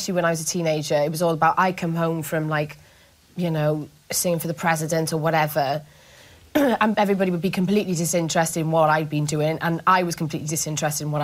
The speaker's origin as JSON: {"language": "English", "town": "Cardiff", "region": "Wales", "country": "United Kingdom", "tie": "born or raised there", "accent": "posh", "said": "I went from being all proper Cardiff"}